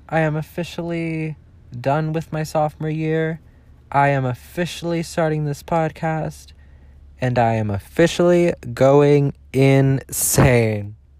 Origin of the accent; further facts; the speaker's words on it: Southern California, United States; I'm from Southern California